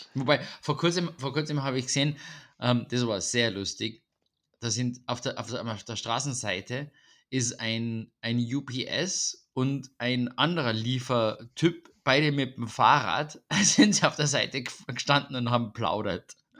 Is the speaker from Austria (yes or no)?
yes; Vienna, Austria; bei uns in Wien.